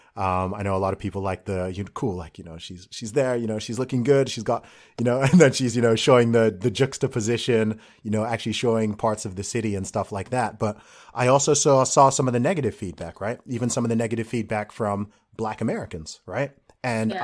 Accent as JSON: {"language": "English", "region": "England", "country": "United Kingdom", "said": "an Englishman"}